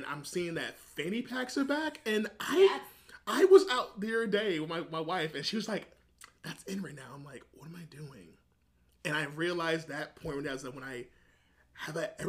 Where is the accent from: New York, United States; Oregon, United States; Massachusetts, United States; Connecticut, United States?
New York, United States; New York City; I'm from New York City